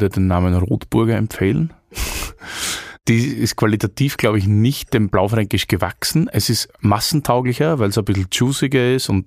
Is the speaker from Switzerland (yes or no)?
no; Austria; Aber ist man stolz als Österreicher auf Arnold Schwarzenegger?